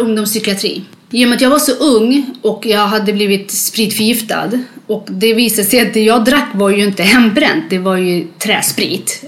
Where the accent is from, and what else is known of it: Sweden; born or raised there; also born or lived in Libya / Eritrea